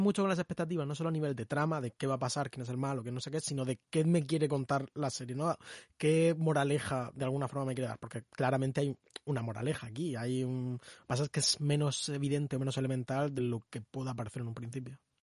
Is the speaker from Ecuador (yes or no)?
no; Spain; español no estadounidense